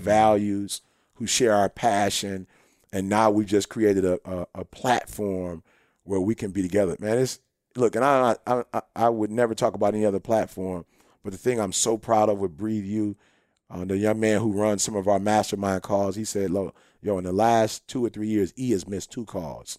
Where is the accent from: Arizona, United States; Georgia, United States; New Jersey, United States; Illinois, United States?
Illinois, United States; Chicago; We're originally from Chicago